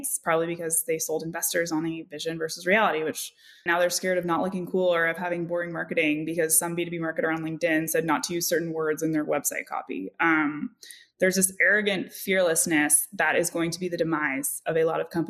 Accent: Bay Area, California, United States; I grew up in the Bay Area

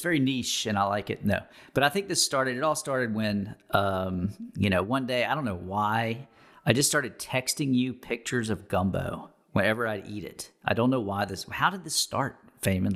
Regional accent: Baton Rouge, Louisiana, United States; moved away; I'm from Baton Rouge

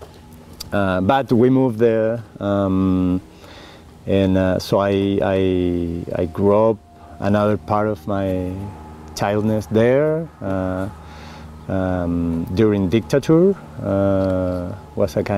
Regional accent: Valdivia, Los Ríos, Chile; English is a second language; moved away as an adult; also born or lived in France; now in Oregon, United States; I was born in Patagonia, in Chile, like 500 miles south of Santiago

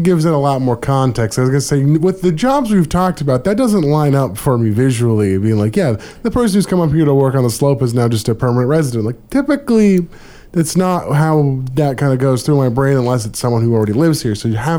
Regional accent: Anchorage, Alaska, United States; to reminisce on my childhood of growing up in Anchorage

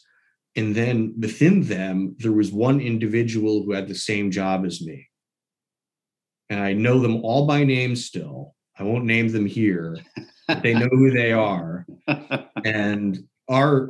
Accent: New York City, New York, United States; moved away as an adult; now in Maine, United States; I grew up in New York City, in the city itself

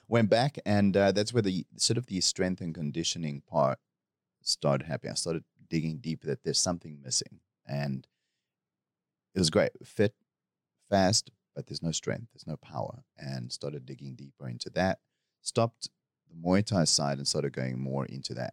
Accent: South Africa; moved away as an adult; now in Bangkok, Thailand; I'm from South Africa

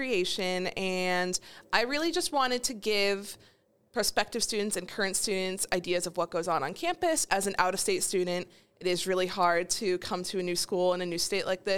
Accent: New Hampshire, United States; I am from New Hampshire.

